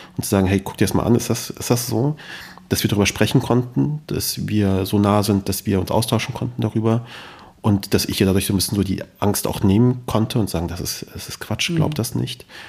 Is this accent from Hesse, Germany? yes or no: yes; Kassel, Hesse, Germany; also born or lived in Kabul, Afghanistan; ich komme ja aus Kassel